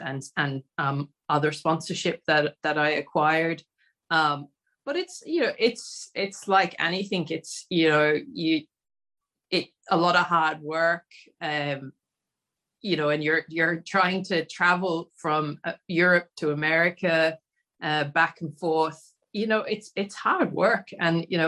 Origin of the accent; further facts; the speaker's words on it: Australia; growing up in Australia